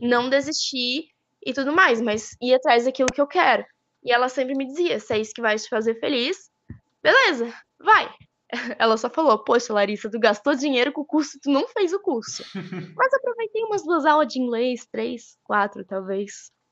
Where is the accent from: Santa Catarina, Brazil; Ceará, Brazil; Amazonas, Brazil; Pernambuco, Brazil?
Santa Catarina, Brazil; Botuverá; sou aqui de Botuverá